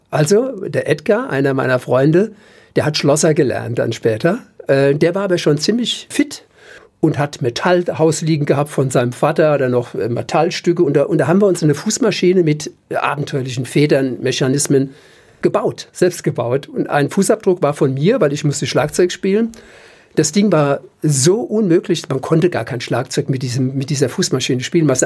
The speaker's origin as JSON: {"language": "German", "town": "Mainz", "region": "Rhineland-Palatinate", "country": "Germany", "tie": "born or raised there", "also_born_or_lived": "Düsseldorf / Cologne / Cuba", "moved": "as an adult", "said": "ich bin in Dreis groß"}